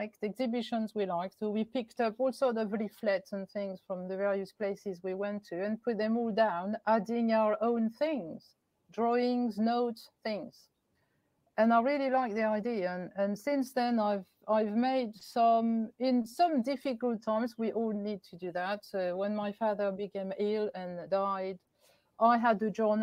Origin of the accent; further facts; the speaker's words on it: Paris, Île-de-France, France; moved away; I'm from Paris